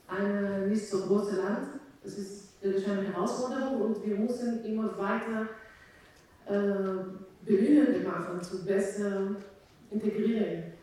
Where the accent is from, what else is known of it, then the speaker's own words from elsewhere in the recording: Israel; German is a second language; also born or lived in Romania; now in Germany; Also ich bin selbst ähm, Migrantin. Ich wurde in Rumänien geboren.